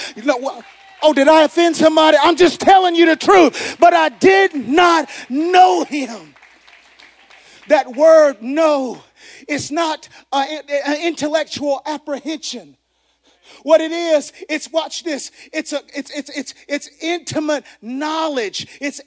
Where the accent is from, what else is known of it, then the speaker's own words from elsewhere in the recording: the South, United States; Growing up in the South, we coined this term that says Bible Belt